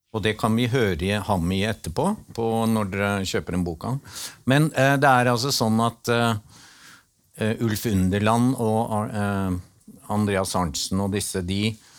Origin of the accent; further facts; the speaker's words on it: Northern Norway, Norway; Jeg er nordlending